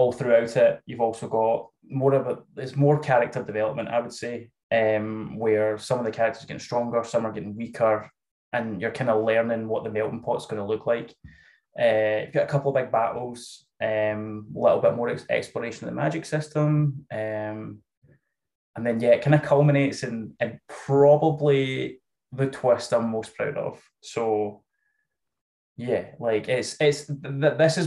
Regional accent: Scotland, United Kingdom; I'm Scottish, which you can probably tell

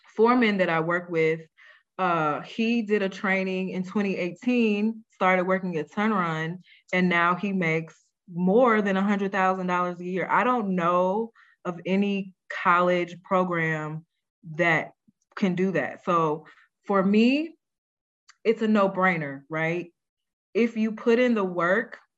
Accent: St. Louis, Missouri, United States; I grew up in St. Louis as a latchkey kid

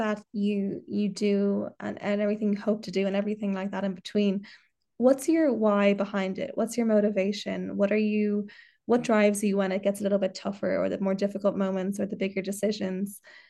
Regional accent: Ireland; And I think that is a real special part of being Irish or living in Ireland, is that we do take that part with us wherever we go. We take the pride, we take the gal shorts, we take the shy talk, we take the Irish.

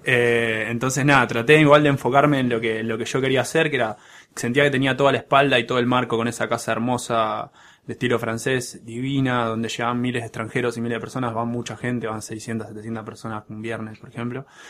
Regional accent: Buenos Aires, Argentina; crecí en, crecí en Pompeya, ahí en la calle Guaraní

